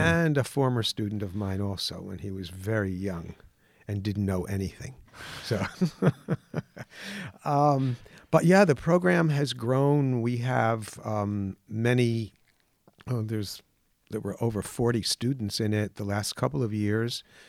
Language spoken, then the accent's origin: English; Mount Vernon, New York, United States; I grew up in New York. in Mount Vernon, New York, right on the border of the Bronx